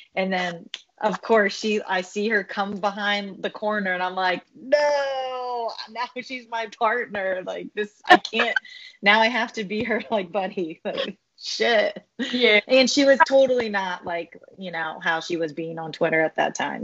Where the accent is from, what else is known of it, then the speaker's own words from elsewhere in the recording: Philippines; I'm Filipino